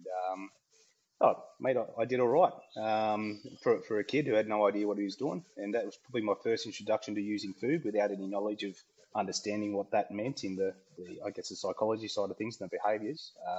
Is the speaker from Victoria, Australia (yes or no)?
no; Queensland, Australia; also born or lived in Tamworth; I was born in Tamworth, country music capital of Australia. Obviously, don't remember much of that. I left there about 8 years old and moved into Queensland.